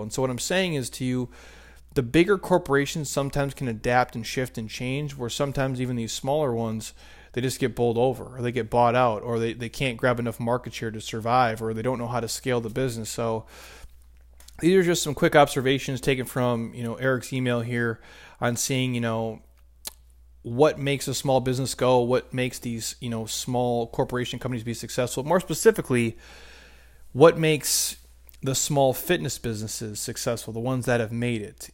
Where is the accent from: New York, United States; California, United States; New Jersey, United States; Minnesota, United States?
Minnesota, United States; I grew up in Minnesota